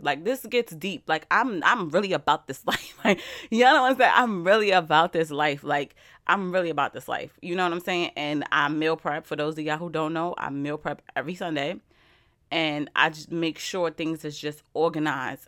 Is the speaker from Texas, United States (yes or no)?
no; New York, United States; I'm from New York